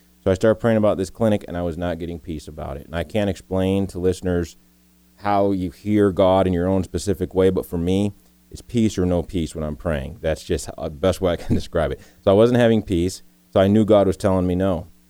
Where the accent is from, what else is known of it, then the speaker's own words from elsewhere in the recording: United States; I'm an American.